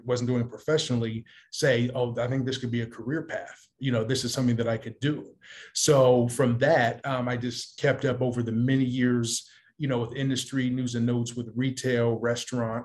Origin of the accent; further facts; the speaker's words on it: Columbus, Ohio, United States; now in California, United States; Columbus, Ohio, my hometown